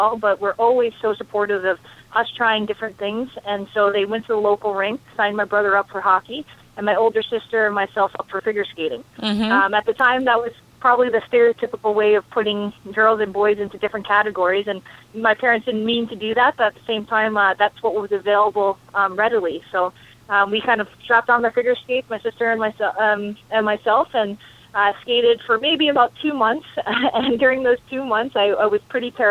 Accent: Connecticut, United States; I grew up in Connecticut

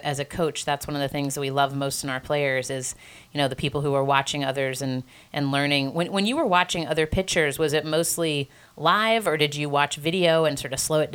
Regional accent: United States; being from the United States

